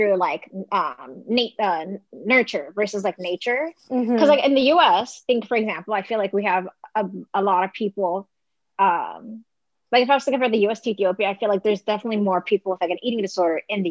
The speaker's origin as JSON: {"language": "English", "town": "Las Vegas", "region": "Nevada", "country": "United States", "tie": "born or raised there", "moved": "as an adult", "lives_now": "New York, United States", "said": "I grew up in Vegas, but I moved to New York when I was going to school."}